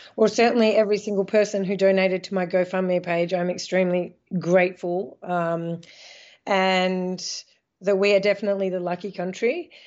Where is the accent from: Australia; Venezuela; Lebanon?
Australia; moved away as an adult; now in Netherlands; I'm Australian, I'm a citizen, I'll always be able to go home